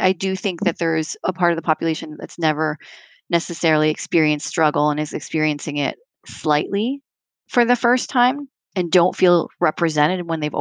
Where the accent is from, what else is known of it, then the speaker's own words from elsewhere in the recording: Canada; now in New York, United States; I'm a Canadian, but I live in New York